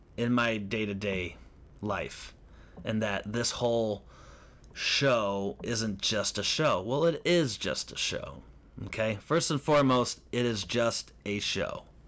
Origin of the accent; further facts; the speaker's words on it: Lake County, Illinois, United States; moved away; also born or lived in Hollywood; I'm from Lake County